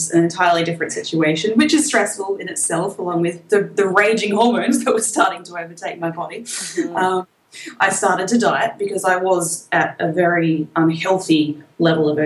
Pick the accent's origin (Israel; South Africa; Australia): Australia; accent: Australian; you can probably tell from my accent, I'm quite Australian